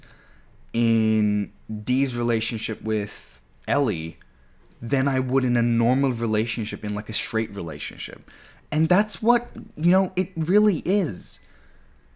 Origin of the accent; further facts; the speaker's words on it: Turkey; I grew up in Turkey